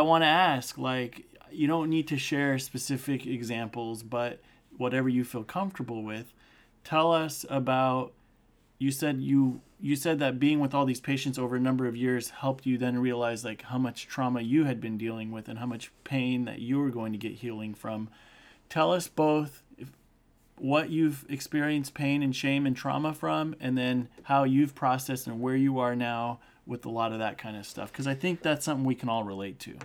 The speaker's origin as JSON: {"language": "English", "town": "Turlock", "region": "California", "country": "United States", "tie": "born or raised there", "also_born_or_lived": "Bay Area", "said": "We grew up together in Turlock"}